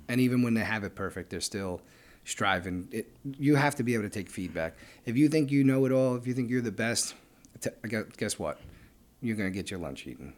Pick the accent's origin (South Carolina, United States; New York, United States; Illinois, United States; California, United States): New York, United States; New York City; We're from Brooklyn